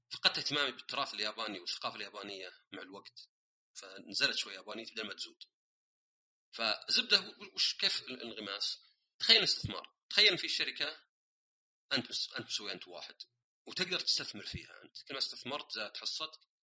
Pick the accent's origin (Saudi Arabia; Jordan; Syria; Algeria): Saudi Arabia; born or raised there; also born or lived in Austria / Germany / Canada